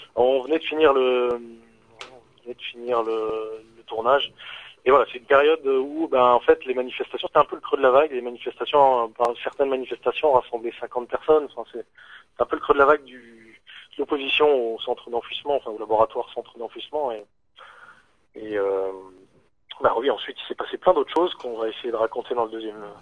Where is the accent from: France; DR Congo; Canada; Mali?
France; northern Lorraine, Grand Est; nous on vient du nord de la Lorraine